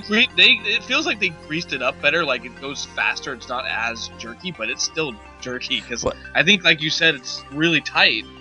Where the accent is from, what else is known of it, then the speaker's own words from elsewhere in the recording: California, United States; when you're a kid growing up in California